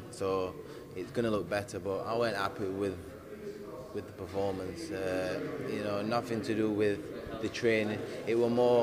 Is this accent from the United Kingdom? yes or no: yes; United Kingdom; I'm a Brit as well